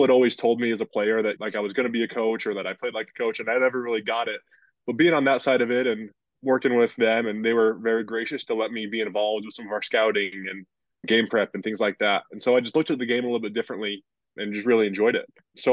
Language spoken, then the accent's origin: English; Utah, United States; So I'm from Utah, born and raised there. Played on a great high school basketball team, had a great time. Didn't plan initially to play college basketball. I served a two-year LDS mission and then came back and was just going to school at BYU